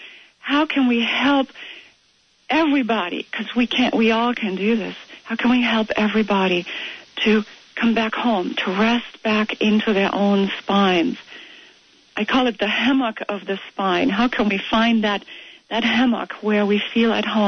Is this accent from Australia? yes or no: no; Germany; moved away as an adult; now in United States; I've had a bit growing up in Germany